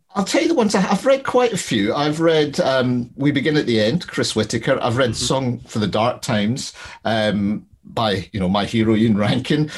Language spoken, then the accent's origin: English; Glasgow, Scotland, United Kingdom; I'm from Glasgow